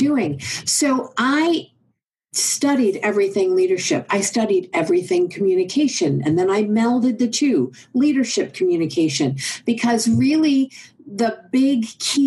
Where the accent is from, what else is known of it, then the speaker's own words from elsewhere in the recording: Oklahoma, United States; I'm from Oklahoma